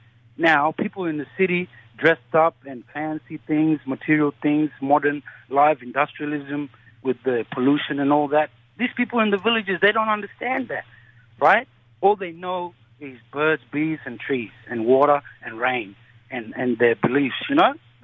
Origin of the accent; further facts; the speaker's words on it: South Sudan; now in Australia; I'm so proud to be an Australian citizen, man. I came from South Sudan, 2004.